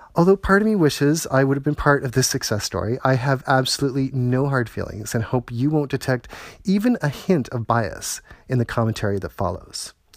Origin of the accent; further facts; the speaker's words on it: Toronto, Ontario, Canada; my hometown of Toronto